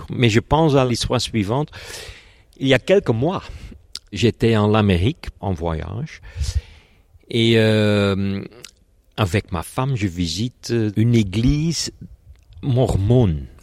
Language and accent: French; Flanders, Belgium; Je suis belge et euh, je travaille à l'université de Gand.